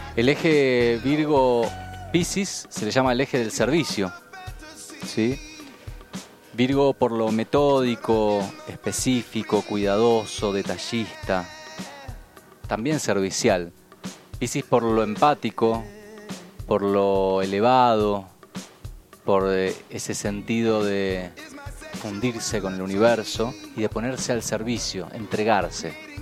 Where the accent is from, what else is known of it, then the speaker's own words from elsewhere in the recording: Buenos Aires, Argentina; yo nací en Buenos Aires